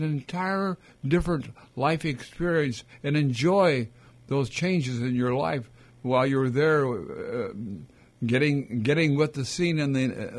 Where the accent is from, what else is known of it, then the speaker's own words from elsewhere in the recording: United States; if you view things that you see as an American with whatever we do in our own country